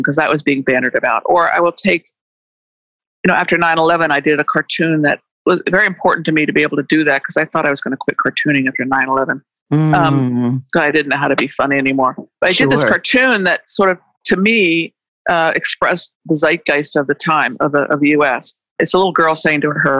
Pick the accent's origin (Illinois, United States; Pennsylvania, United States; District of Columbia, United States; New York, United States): District of Columbia, United States; Washington; I grew up in Washington, D.C. in the middle of a lot of this stuff